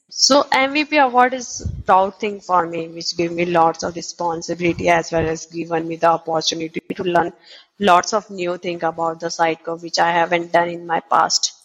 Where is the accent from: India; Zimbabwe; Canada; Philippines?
India; Udaipur, Rajasthan; I'm basically from Udaipur, which is also known as the Lake City in India